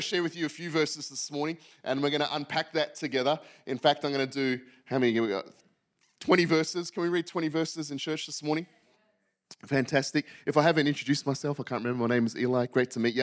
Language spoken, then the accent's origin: English; Western Australia, Australia; moved away as an adult; also born or lived in Yokohama, Japan; I'm from Western Australia